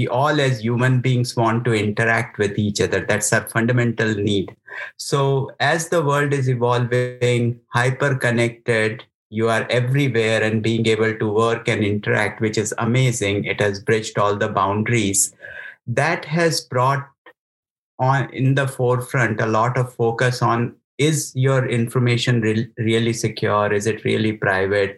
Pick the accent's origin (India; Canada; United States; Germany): India; moved away as an adult; also born or lived in United Kingdom; I grew up in India, studied there as an engineer, went to UK for work, did some work in India as well. And then opportunity just brought me here